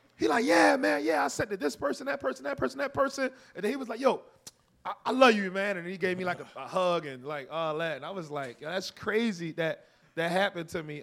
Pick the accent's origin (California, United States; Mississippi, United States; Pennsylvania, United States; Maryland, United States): Maryland, United States; Baltimore; I'm from Baltimore. I didn't have to make friends on campus. I went home